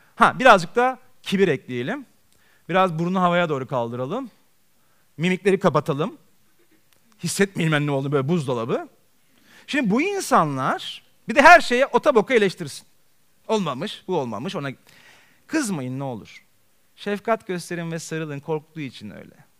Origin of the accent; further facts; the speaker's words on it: Istanbul, Turkey; ben Beyoğlu'nda doğdum, Beyoğlu'nda büyüdüm.